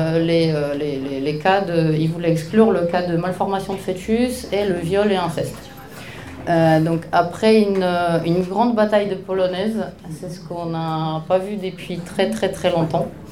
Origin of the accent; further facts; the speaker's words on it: Poland; French is a second language; now in Paris, France; je suis polonaise